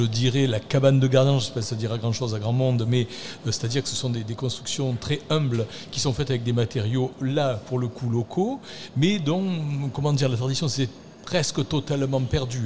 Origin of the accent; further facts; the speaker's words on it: Arles, Provence-Alpes-Côte d'Azur, France; accent: Arlesian; Quand j'étais enfant, euh, habité en centre-ville d'Arles, j'étais déjà arlésien, vous le reconnaissez à mon accent